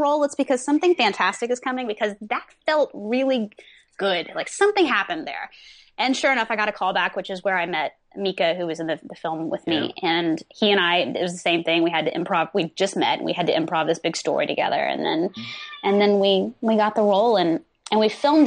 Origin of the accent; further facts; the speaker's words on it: Texas, United States; accent: Texan; moved away as an adult; now in Los Angeles, United States; I grew up in Texas